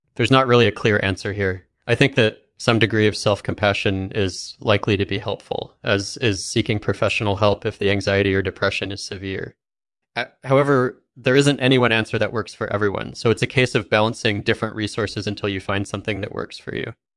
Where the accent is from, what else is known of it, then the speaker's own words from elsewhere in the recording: England, United Kingdom; I grew up in England and studied computer science at Cambridge University